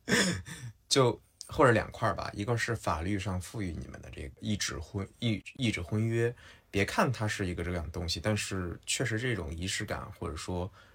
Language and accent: Chinese; Henan, China; 我是河南人